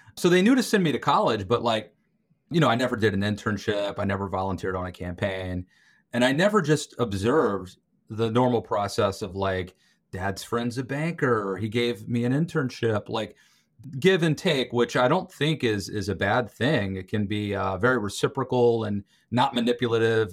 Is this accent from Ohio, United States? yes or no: no; Western Maryland, United States; I grew up in Western Maryland, very rural area